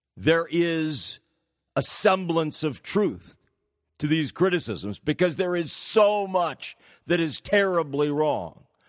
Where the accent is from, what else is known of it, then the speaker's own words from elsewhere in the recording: California, United States; California, my home state.